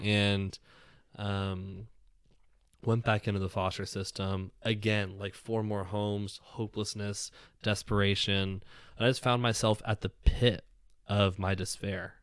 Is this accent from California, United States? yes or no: yes; Southern California, United States; I grew up in Southern California.